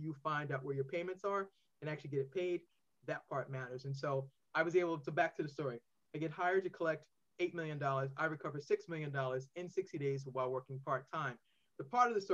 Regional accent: Boston, Massachusetts, United States; now in Maryland, United States; I'm originally from Boston. I now reside in Maryland

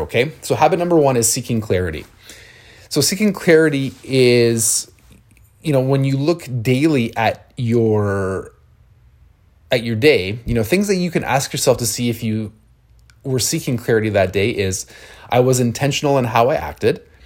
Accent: London, Ontario, Canada; I'm from London, Ontario

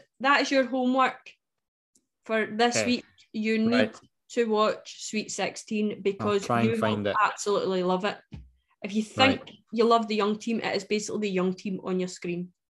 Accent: Scotland, United Kingdom; I'm more Scottish than you.

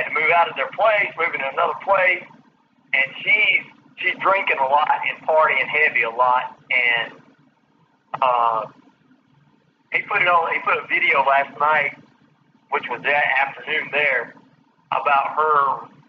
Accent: the South, United States; I'm from the South

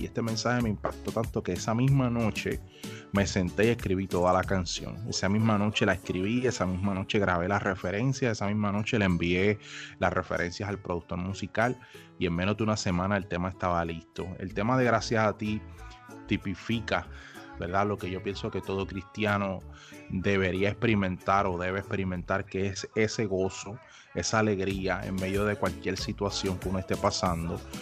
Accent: Aguadilla, Puerto Rico; moved away as an adult; now in United States; yo soy original de Puerto Rico, de Aguadilla, Puerto Rico, y actualmente radico en los Estados Unidos

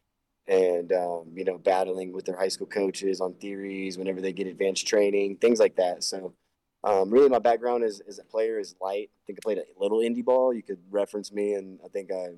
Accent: Houston, Texas, United States; moved away as an adult; now in Denver, United States; So I'm from Houston, Texas, and I just moved up here to Denver, Colorado, 2 months ago

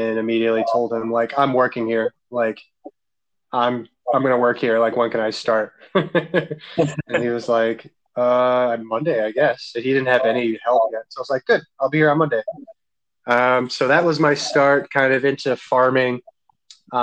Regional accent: Albany, New York, United States; moved away as an adult; also born or lived in Framingham, Massachusetts; now in Massachusetts, United States; I was from Albany

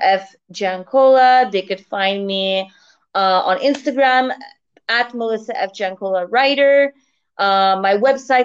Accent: Canada; moved away as an adult; now in Turkey; So originally I'm from Canada, and right now I'm living abroad in Turkey.

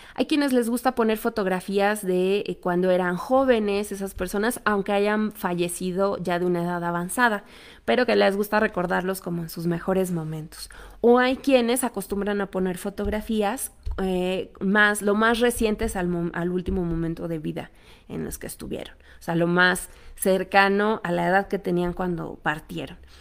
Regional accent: Mexico; nosotros como cultura mexicana

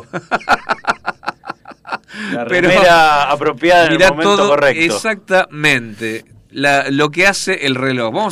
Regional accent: Buenos Aires, Argentina; Yo era músico, yo tocaba el bajo, yo soy de Buenos Aires

